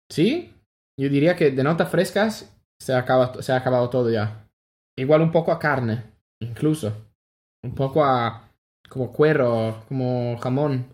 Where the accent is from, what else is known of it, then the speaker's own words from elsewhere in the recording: Italy; Spanish is a second language; moved away as an adult; also born or lived in London / Australia; now in Spain; soy italiano, he trabajado en Londres, en Australia